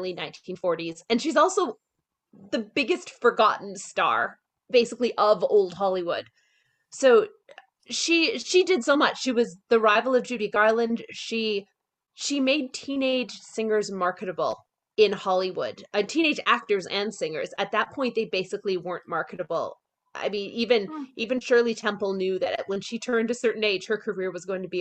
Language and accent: English; St. Albert, Alberta, Canada; also born or lived in New York; I'm from St. Albert, Alberta. I live between Alberta and New York